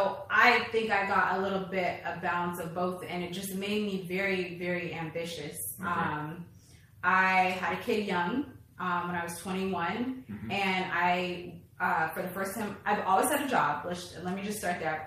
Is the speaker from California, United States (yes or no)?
yes; Los Angeles, California, United States; I grew up in Los Angeles, California